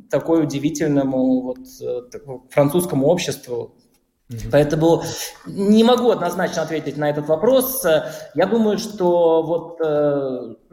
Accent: Bashkortostan, Russia; now in France; я натурализованный француз, да, я башкир по первому своему рождению

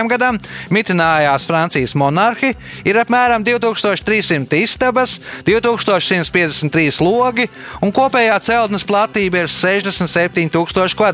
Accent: Valmiera, Valmiera Municipality, Latvia; now in Riga, Latvia; es pats esmu no Valmieras

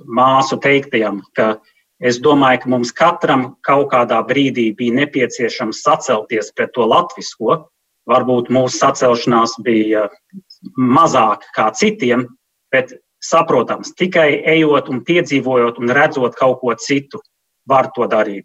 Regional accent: New York, United States; moved away; also born or lived in Sweden; Mēs esam dzimuši un auguši Ņujorkas centrā ļoti multikulturālā vidē

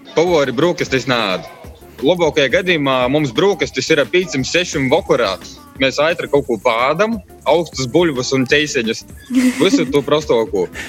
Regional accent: Kalupe parish, near Daugavpils, Latgale, Latvia; moved away as an adult; also born or lived in Riga; Es īsumā pats esmu no Latvijas. Izaugu Kalapes pogastā, kas ir Natāļa un Daugapeļs

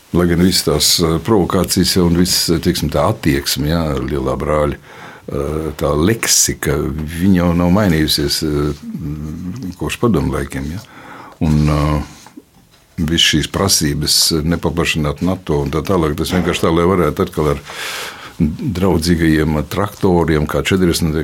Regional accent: Latvia; es esmu tāds pats latviečs.

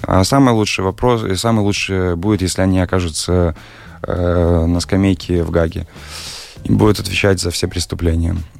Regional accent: Belarus; moved away as an adult; now in Riga, Latvia

